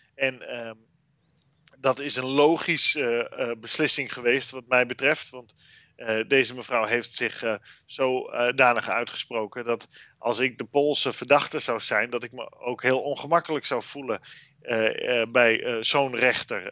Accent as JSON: {"language": "Dutch", "country": "Netherlands", "moved": "yes", "lives_now": "Brussels, Belgium", "said": "ons als Nederlanders"}